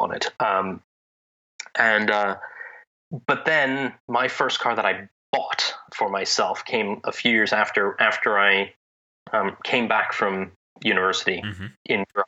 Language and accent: English; Pennsylvania, United States; also born or lived in Italy; In Pennsylvania, where I grew up